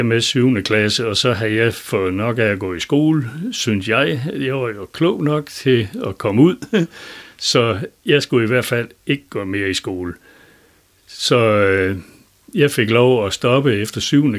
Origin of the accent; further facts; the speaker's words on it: Lendum, North Denmark Region, Denmark; accent: Vendsyssel dialect; also born or lived in Elling; hjemme i Lendum